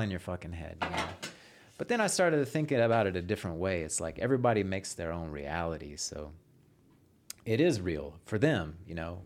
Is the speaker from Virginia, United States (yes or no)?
no; Houston, Texas, United States; Originally from Houston